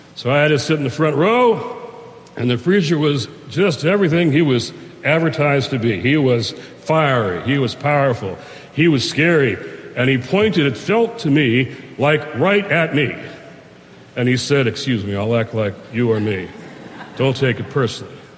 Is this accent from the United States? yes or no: yes; Detroit, Michigan, United States; I'm in Detroit, Michigan, my hometown